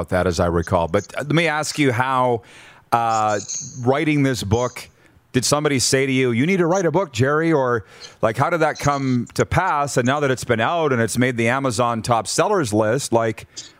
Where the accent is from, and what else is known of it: Milestone, Saskatchewan, Canada; born or raised there